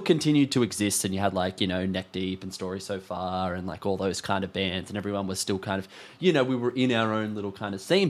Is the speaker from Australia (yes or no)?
yes; Australia; being an Australian band